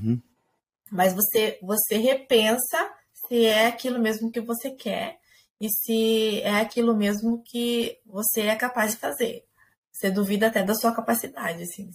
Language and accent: Portuguese; Maringá, Paraná, Brazil; now in Ponta Grossa, Brazil; eu sou nascida em Maringá, no Paraná